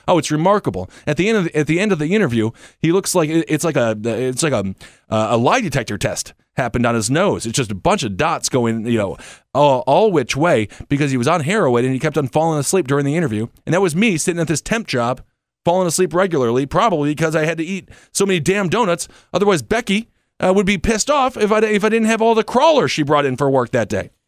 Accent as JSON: {"language": "English", "region": "Wisconsin", "country": "United States", "moved": "yes", "lives_now": "New York, United States", "said": "I'm from Wisconsin."}